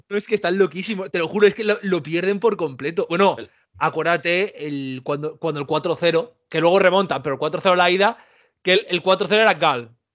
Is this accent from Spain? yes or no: yes; Spain; los españoles y los portugueses somos los pobres de Europa